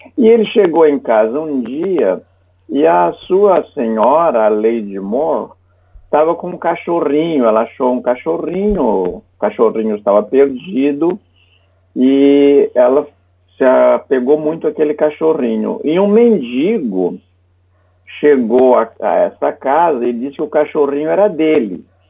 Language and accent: Portuguese; Santa Catarina, Brazil; sou o único catarinense que integro aquela casa